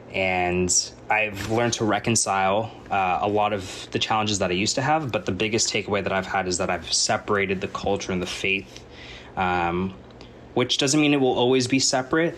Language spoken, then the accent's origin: English; United States; I was born in America and raised in America